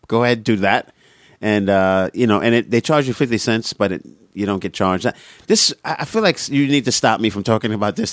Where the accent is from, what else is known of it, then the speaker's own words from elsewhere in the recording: New York City, New York, United States; moved away; also born or lived in Boston; I'm from Brooklyn, Brooklyn